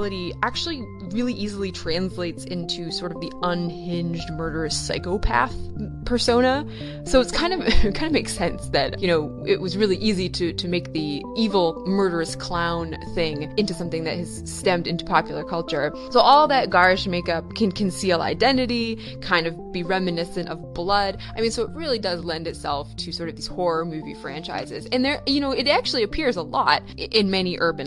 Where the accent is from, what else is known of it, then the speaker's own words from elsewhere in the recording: Maine, United States; I'm from Maine